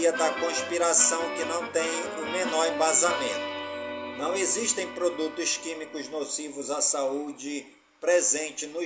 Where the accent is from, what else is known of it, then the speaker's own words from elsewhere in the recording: Careiro da Várzea, Amazonas, Brazil; por todas as comunidades do Careiro da Vaz, a minha cidade natal